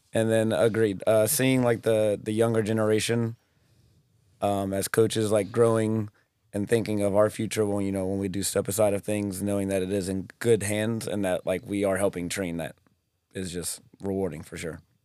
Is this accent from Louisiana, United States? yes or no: yes; New Orleans, Louisiana, United States; I am from New Orleans, Louisiana. Uh, born and raised there